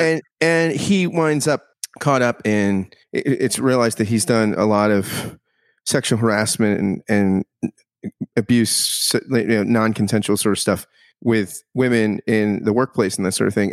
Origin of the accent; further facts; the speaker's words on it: United States; as an American